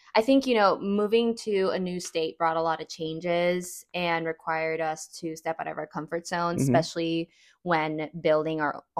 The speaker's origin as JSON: {"language": "English", "town": "Orlando", "region": "Florida", "country": "United States", "tie": "born or raised there", "moved": "as an adult", "said": "I'm excited to be back in my hometown. I'm not gonna lie. It's a little different. I was not expecting it to feel like a new environment because so much has changed since I've lived here"}